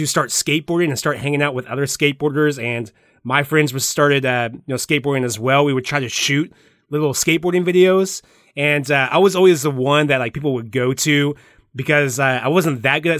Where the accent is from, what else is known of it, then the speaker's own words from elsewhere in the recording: Midwest, United States; I'm a Midwesterner, I guess.